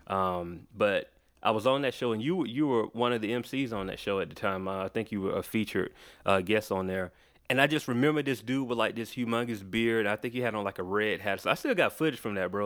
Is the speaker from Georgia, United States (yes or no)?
yes; Macon, Georgia, United States; also born or lived in Atlanta; I was born in Atlanta, I was raised in Macon, like, an hour away from here